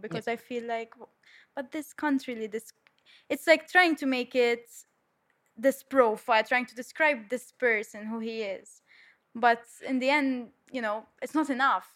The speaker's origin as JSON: {"language": "English", "country": "Malta", "said": "I'm twenty-three, I'm from Malta"}